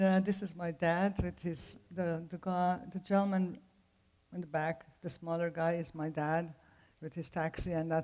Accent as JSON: {"language": "English", "town": "Tehran", "region": "Tehran Province", "country": "Iran", "tie": "born or raised there", "second_language": "English", "moved": "yes", "said": "the accent comes from Tehran, Iran. I was born in Tehran to an Armenian Christian family"}